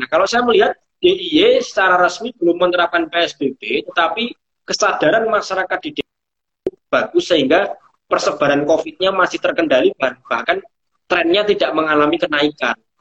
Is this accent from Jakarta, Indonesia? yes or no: no; Purworejo, Central Java, Indonesia; di daerah saya, di daerah Purworejo